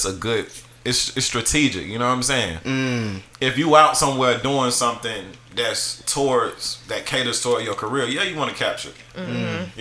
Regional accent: Atlanta, Georgia, United States; I'm from here though. I'm from the South Side. I didn't live somewhere on the South Side. East Point, College Park, Hayville.

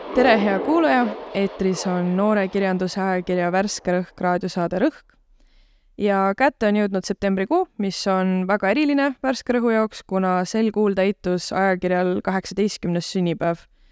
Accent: Tallinn, Harju County, Estonia; moved away as an adult; now in Tartu, Estonia; mina olen Tallinnast pärit

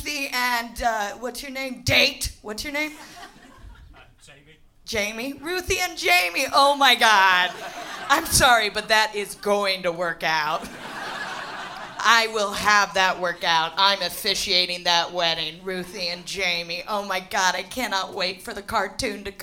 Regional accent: United States; moved away as an adult; now in London, United Kingdom; I'm American, I'm the real deal, purebred and unapologetic

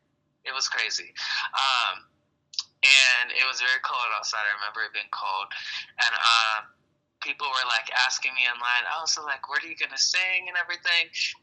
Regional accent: Akron, Ohio, United States; now in Los Angeles, United States; I'm originally from Akron, Ohio.

